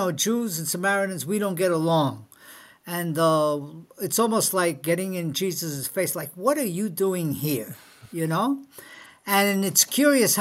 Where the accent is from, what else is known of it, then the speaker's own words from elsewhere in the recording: New York City, New York, United States; moved away as an adult; also born or lived in Spain / California; I was raised in New York City